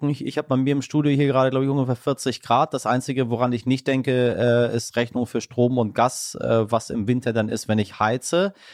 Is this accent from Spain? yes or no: no; Iran; born there; Das sage ich Ihnen äh, als gebürtiger Iraner.